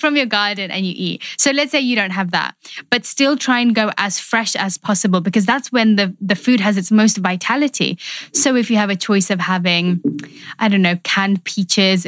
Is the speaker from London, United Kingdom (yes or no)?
yes; London, United Kingdom; I grew up in London, but I have an Indian background.